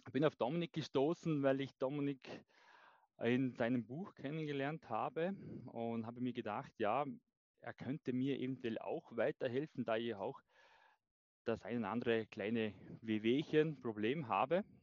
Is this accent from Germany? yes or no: no; Vorarlberg, Austria; äh, komme aus dem schönen Vorarlberg, aus dem westlichen Bundesland in Österreich. Bin 35 Jahre alt